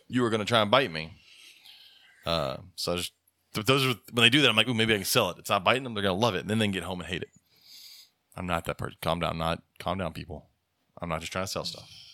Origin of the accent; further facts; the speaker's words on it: United States; as an American taking care of animals